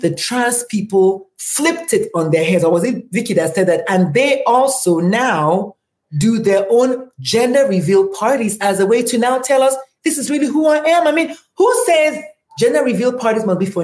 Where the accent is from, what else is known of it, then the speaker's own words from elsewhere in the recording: Nigeria; in my tribe, which is Igbo